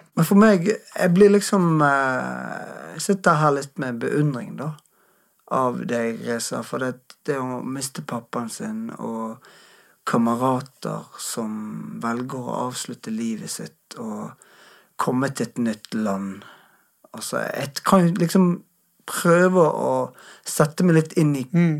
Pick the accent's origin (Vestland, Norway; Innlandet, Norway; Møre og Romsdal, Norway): Vestland, Norway; Bergen; jeg er bergenser